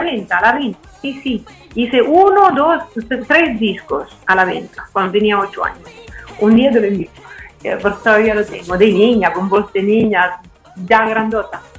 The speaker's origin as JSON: {"language": "Spanish", "region": "central Italy", "country": "Italy", "tie": "born or raised there", "also_born_or_lived": "Milan, Italy", "second_language": "Spanish", "moved": "yes", "said": "yo nací en el centro y todavía soy de carácter, eh, como, como actitud, soy pues, un poco del centro"}